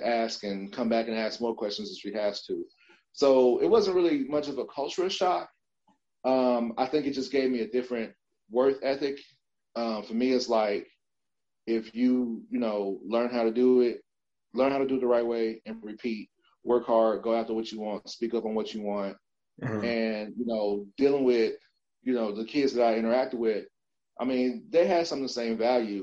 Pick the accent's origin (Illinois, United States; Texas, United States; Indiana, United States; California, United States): Illinois, United States; Chicago; born and raised in Chicago, parents, they're both Trinidadian, they're from the islands